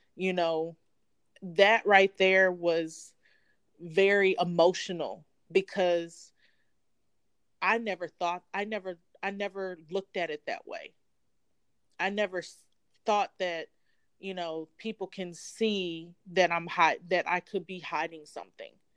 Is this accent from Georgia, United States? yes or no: yes; Atlanta, Georgia, United States; I'm actually from Atlanta, Georgia.